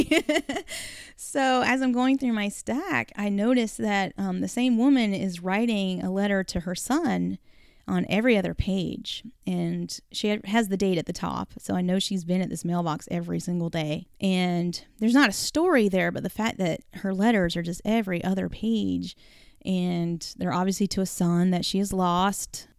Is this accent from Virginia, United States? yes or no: no; North Carolina, United States; also born or lived in California; when we moved to North Carolina from California, I was barely nine years old